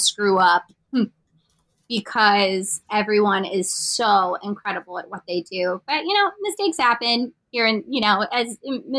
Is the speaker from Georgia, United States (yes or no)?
no; Pennsylvania, United States; moved away; I grew up in like country town, Pennsylvania, like middle of nowhere